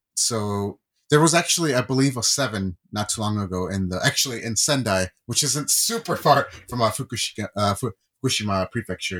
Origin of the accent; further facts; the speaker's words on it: California, United States; moved away; I was born in California and I was born in ninety-four